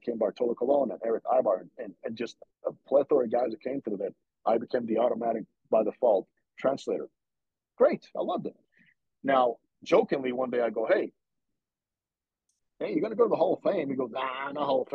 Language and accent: English; Dominican Republic; moved away; I grew up in the Dominican, okay? I lived the culture